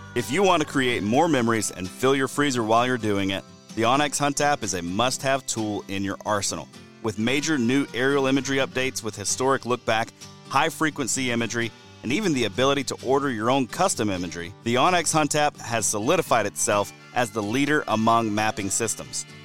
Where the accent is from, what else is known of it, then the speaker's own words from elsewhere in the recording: Alabama, United States; my home state of Alabama